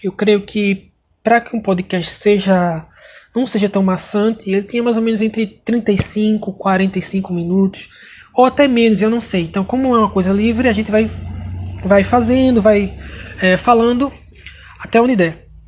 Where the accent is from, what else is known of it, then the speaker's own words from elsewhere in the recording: Pernambuco, Brazil; sou de Pernambuco